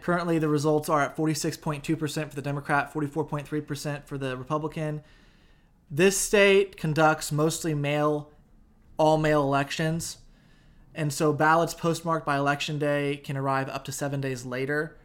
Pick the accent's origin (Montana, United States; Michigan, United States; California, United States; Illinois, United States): Illinois, United States; downstate; Certainly down state where I'm from, in the middle part of the state, in the southern part of the state